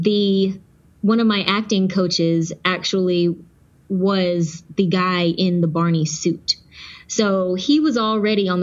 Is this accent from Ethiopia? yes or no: no; Texas, United States; also born or lived in Georgia; I was born in Georgia, and we relocated to Texas when I was about 5 years old